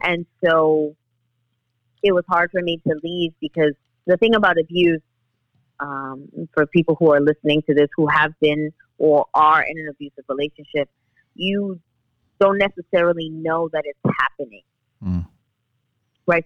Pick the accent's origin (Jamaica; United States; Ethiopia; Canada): United States; New York City, New York; I grew up in the Bronx. I live here in the Bronx